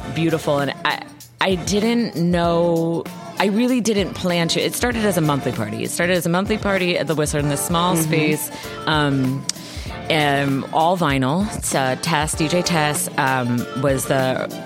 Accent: Vermont, United States; now in Chicago, United States; 10th generation Vermonter

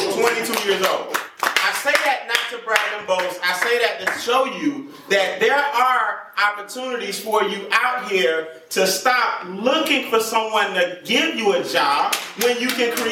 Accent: Atlanta, Georgia, United States; I'm a native from Atlanta, right here, went to Morehouse College, graduated in 1997

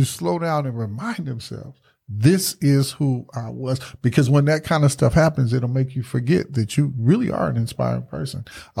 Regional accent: the South, United States; And I said, Mama, because being born and raised in the South, it'll mess with you.

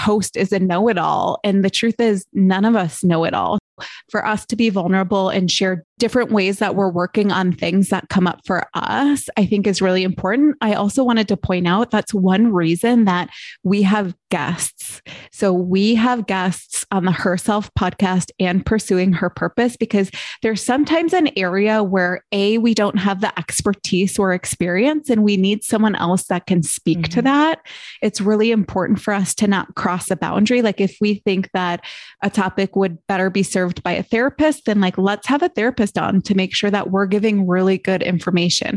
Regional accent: Midwest, United States; we are from the Midwest

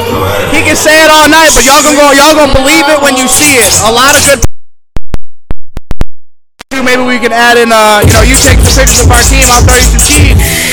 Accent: Bay City, Michigan, United States; We came from Bay City, Michigan

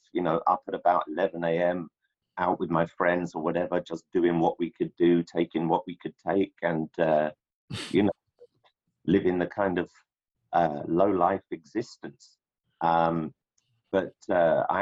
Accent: London, United Kingdom; London was, at least the part where I grew up. I grew up in a ghetto

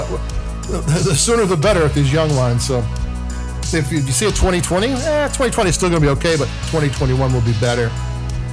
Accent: Chicago, Illinois, United States; I'm from Chicago

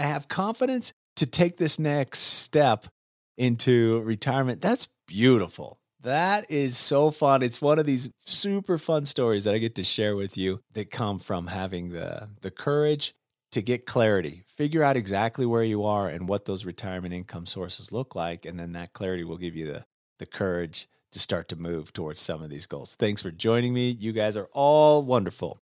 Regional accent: Utah, United States; I was born and raised in Utah

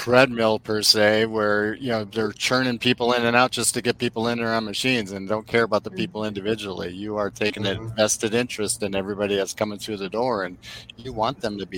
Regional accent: Wisconsin and Illinois, Midwest, United States; now in Southwest Florida, United States; I was born and raised in Wisconsin and Illinois

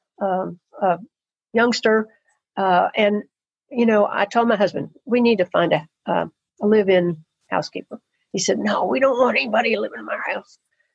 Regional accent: Murfreesboro, Tennessee, United States; moved away as an adult; I had grown up in Murfreesboro, tiny Tennessee town that it was

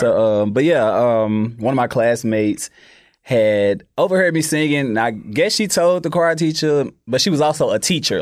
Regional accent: Memphis, Tennessee, United States; I am from North Memphis

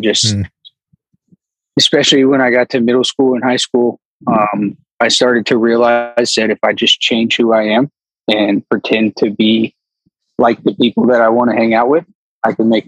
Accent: Pinellas County, Florida, United States; moved away; I was born and raised for most of my younger life in Pinellas County, Florida

